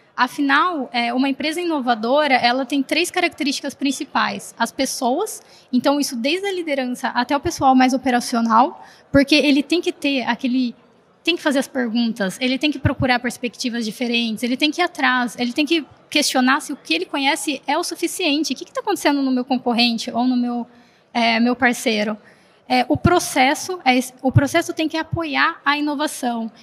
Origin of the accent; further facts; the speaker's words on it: Americana, São Paulo, Brazil; eu sou do interior de São Paulo, como então vocês podem ver interior, né? Lá de Americana